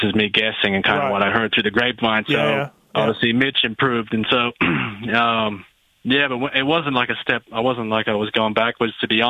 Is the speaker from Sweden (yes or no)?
no; Australia; moved away as an adult; now in United States; I'm came here from Australia by myself.